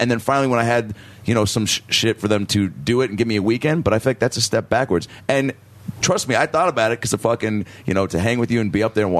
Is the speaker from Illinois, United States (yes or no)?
no; Seattle, Washington, United States; My hometown.